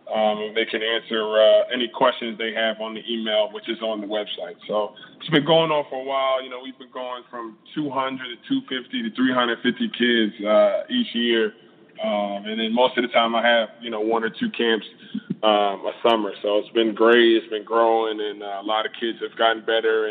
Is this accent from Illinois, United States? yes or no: no; New Jersey, United States; my hometown in South Jersey